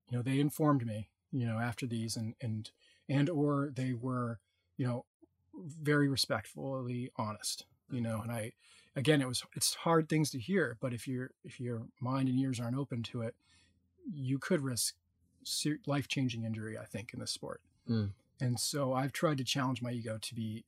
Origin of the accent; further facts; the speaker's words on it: New England, United States; now in California, United States; I'm from New England